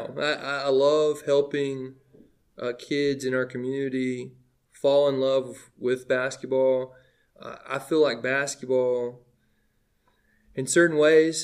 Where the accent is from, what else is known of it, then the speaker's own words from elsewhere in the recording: Livingston, Tennessee, United States; moved away as an adult; also born or lived in Williamson County, Tennessee; I was born in Livingston Regional Hospital. I'm a legit Livingston kid